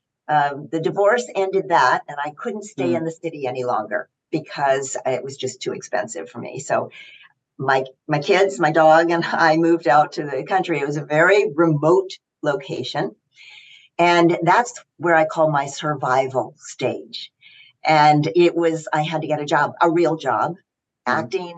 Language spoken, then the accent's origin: English; Knoxville, Tennessee, United States; moved away as an adult; also born or lived in New York City; I grew up in Knoxville, Tennessee, and a wonderful background